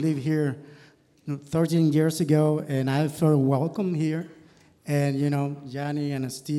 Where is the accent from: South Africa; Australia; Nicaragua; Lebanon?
Nicaragua; moved away as an adult; now in Kentucky, United States; I'm from Nicaragua.